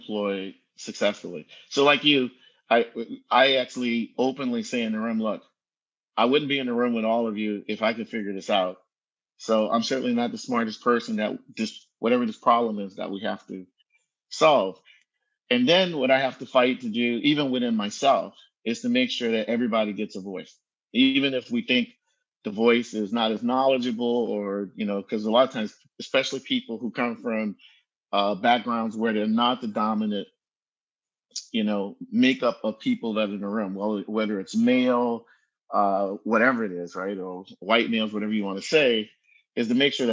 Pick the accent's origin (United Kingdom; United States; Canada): United States; New Orleans, Louisiana; now in Bay Area, United States; I'm from New Orleans, you know, in the 70s and 80s